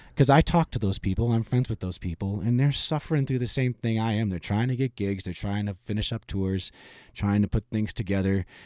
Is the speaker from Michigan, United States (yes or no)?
yes; Michigan, United States; moved away; I'm originally from Michigan